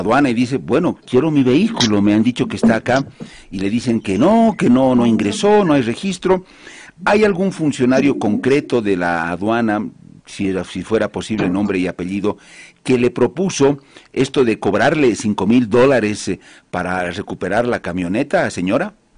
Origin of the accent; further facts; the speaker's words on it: Bolivia; a mí como boliviano